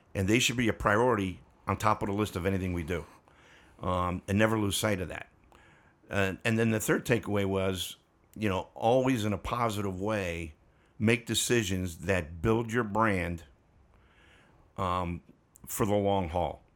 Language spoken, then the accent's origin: English; Pittsburgh, Pennsylvania, United States; moved away; also born or lived in Texas; route manager in my hometown of Pittsburgh, Pennsylvania